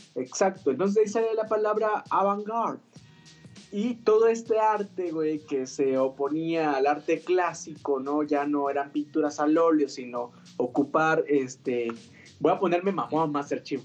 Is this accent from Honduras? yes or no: no; Rancho Viejo, Mexico; moved away; sí recuerdo que allá en mi pueblito, allá en Rancho Viejo